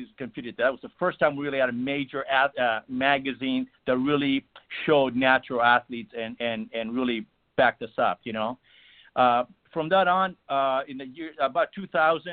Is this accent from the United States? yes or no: no; Greece; moved away; where I was born in Greece, Olympia was about 60 miles away from us